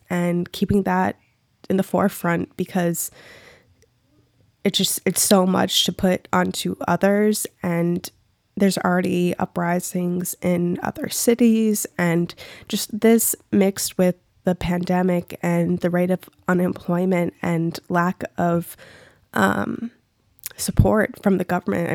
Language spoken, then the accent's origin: English; Minneapolis, Minnesota, United States; I'm from Minneapolis, but I'm not from that direct specific cross street of where the shit went down